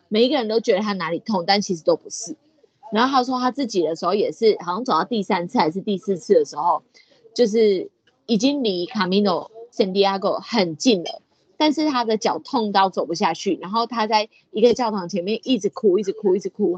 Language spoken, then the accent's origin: Chinese; Taiwan; I'm proudly from Taiwan。我很骄傲的，我是来自台湾的